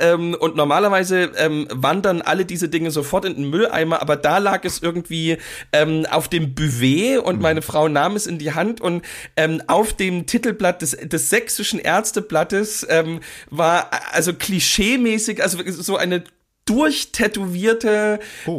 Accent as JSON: {"language": "German", "region": "East Germany", "country": "Germany", "tie": "born or raised there", "said": "was es auch zu DDR-Zeiten ganz oft gab, die, also ich bin ja in Altbauten groß geworden"}